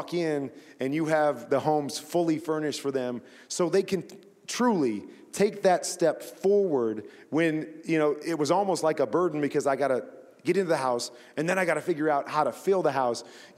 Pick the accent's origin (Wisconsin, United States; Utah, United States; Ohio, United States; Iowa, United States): Iowa, United States; And then I grew up in Iowa, so we didn't have a pro sports team. So the closest team to us was the Chicago Bears.